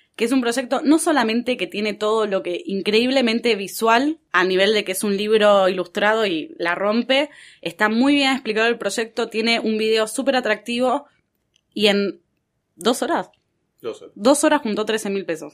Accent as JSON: {"language": "Spanish", "country": "Argentina"}